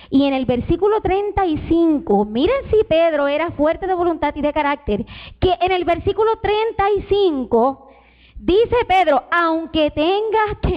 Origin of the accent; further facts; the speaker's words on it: Puerto Rico; moved away; Mi hija Sara, cuando nosotros nos vinimos de Puerto Rico para acá, ella pasó por un trago bien difícil